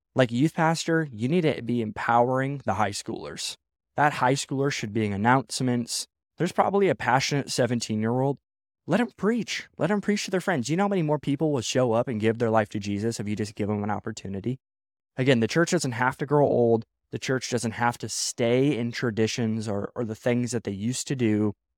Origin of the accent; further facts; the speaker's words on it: Midwest, United States; now in West Coast, United States; I grew up in the Midwest